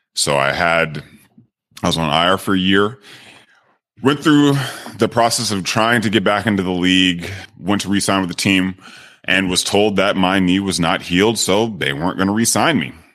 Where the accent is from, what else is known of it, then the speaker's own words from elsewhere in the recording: Sacramento, California, United States; moved away as an adult; also born or lived in Miami; I'm originally from Sacramento, California, I grew up playing a lot of sports